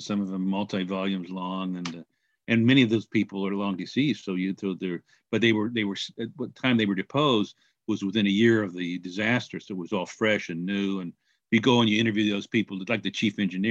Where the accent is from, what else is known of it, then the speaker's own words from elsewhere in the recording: Kansas City, Missouri, United States; moved away; I was born and raised in Kansas City